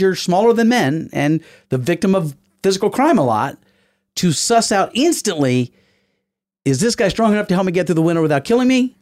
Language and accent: English; the South, United States; I'm from the South. I spent my whole life trying to look like that Southern gentleman